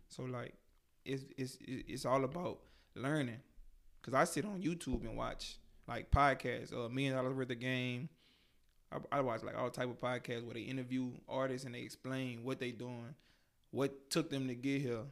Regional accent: Baton Rouge, Louisiana, United States; I'm 24 from Baton Rouge, Louisiana, 225 Scotlandville

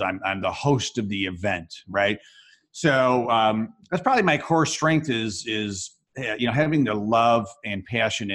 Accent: Rochester, New York, United States; I teach a class of entrepreneurship at the University of Rochester, New York, my hometown

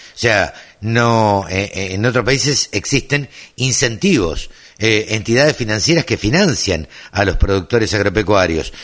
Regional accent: Maipú, Buenos Aires Province, Argentina; Cerca de mi pueblo

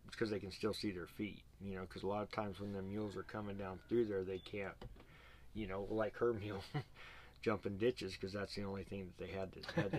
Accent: Arizona, United States; I'm from Arizona we don't have water.

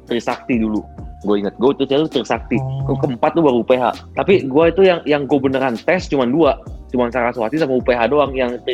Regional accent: Bali, Indonesia; gua tuh pengen ngerasain hidup di luar kota selain Bali kan gua dari SMA eh, dari TK sampai SMA gua di Bali kan

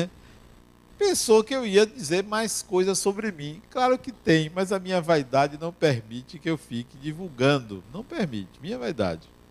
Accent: Brazil; nós brasileiros

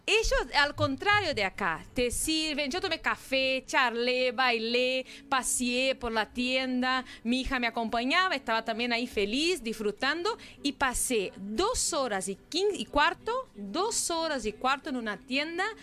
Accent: Brazil; Spanish is a second language; now in Uruguay; Bueno, llegué el domingo de Brasil, sí, estuve en mi tierra, en una ciudad nueva que conocí.

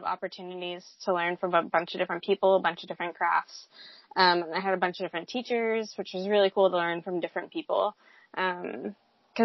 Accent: New Hampshire, United States; moved away as an adult; also born or lived in Seattle, Washington / Virginia; I grew up in New Hampshire

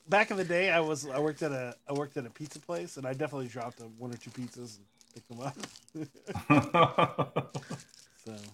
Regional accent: Austin, Texas, United States; I'm from Austin

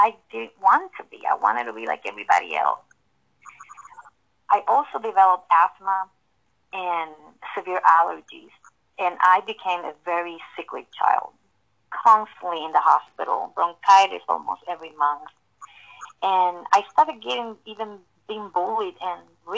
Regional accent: Puerto Rico; born and raised in Puerto Rico

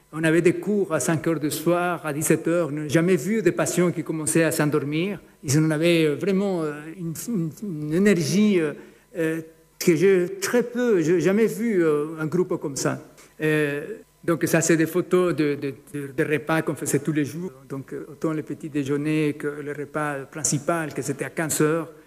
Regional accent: Ecuador; moved away; en Équateur, c'est mon pays d'origine

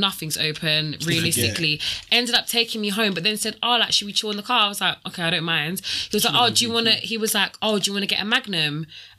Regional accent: Jamaica; I'm Jamaican, we drink rain every day.

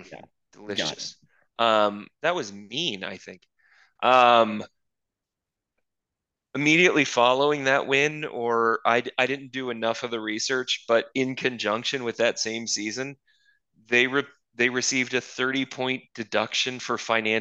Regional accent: Luton, East of England, United Kingdom; born there; I was born in Luton. And the problem is in English boroughs, that actually isn't that hard to prove. Like, my family, my mother was born here. Her mother was born here.

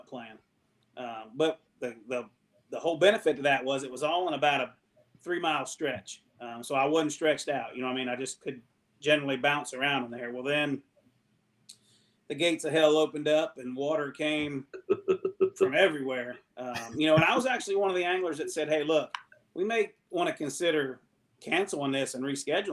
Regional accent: Ohio River Valley, United States; me being a river rat, growing up on the Ohio River

